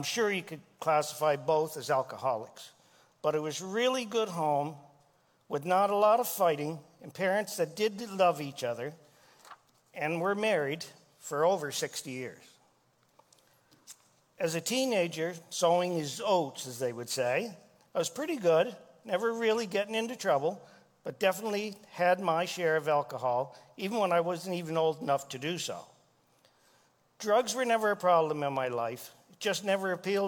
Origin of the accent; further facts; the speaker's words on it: Miramichi, New Brunswick, Canada; I grew up outside of Chatham, New Brunswick, which is called Miramichi now, in a place called Black River Bridge.